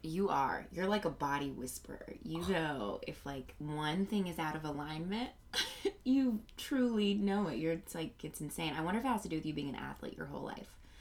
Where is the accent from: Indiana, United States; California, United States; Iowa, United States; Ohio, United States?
Indiana, United States; Indianapolis; moved away as an adult; also born or lived in New York; now in Los Angeles, United States; I'm from Indianapolis.